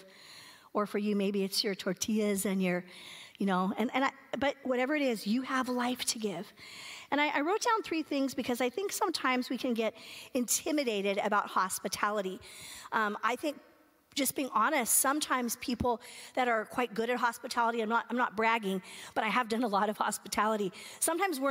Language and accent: English; California, United States; moved away as an adult; I was from California